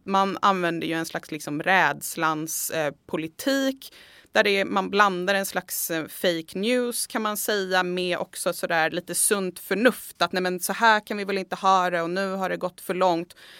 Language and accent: Swedish; Sweden; vi i Sverige